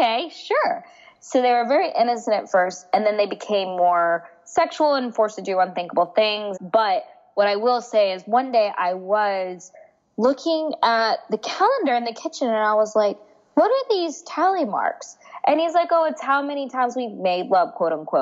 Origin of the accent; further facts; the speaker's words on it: United States; also born or lived in India (ancestry); I was adopted into an American family. So I'm Indian and they were white and I grew up in a predominantly white environment